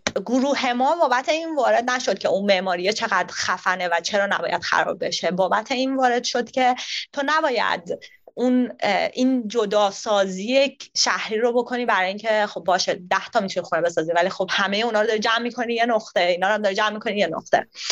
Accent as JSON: {"language": "Persian", "town": "Tehran", "region": "Tehran Province", "country": "Iran", "also_born_or_lived": "Sydney, Australia", "moved": "as an adult", "lives_now": "Australia", "said": "من از تهران میام"}